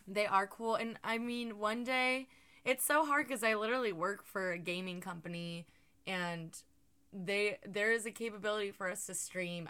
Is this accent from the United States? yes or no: yes; Georgia, United States; moved away; the booty state where I come from